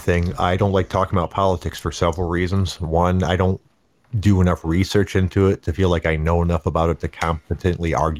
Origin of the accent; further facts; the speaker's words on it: United States; as an American